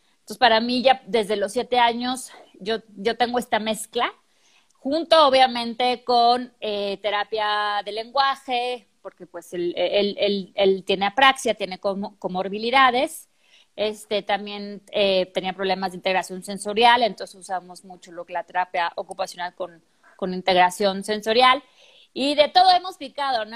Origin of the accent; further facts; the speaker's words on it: Mexico City, Mexico; moved away as an adult; also born or lived in Chile; now in Guadalajara, Mexico; yo no llegué a la Ciudad de México, que es donde yo soy, yo llego a Guadalajara